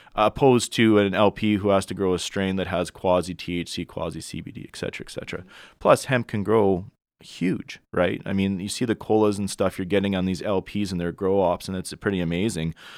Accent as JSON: {"language": "English", "town": "Edmonton", "region": "Alberta", "country": "Canada", "said": "I'm from Edmonton, Alberta originally."}